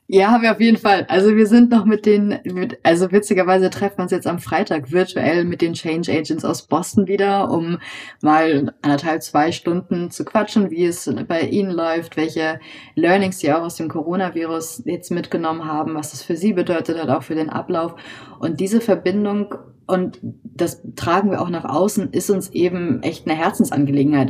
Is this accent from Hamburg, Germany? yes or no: yes; Hamburg, Germany; Ich wurde in Hamburg geboren, bin hier auch aufgewachsen